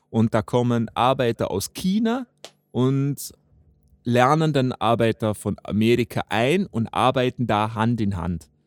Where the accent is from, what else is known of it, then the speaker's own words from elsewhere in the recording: Austria; bei uns in Österreich